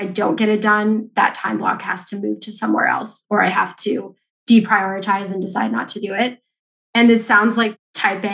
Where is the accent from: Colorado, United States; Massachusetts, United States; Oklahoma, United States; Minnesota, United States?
Colorado, United States; Denver; also born or lived in San Francisco / Mexico City; now in New York City, United States; I grew up in Denver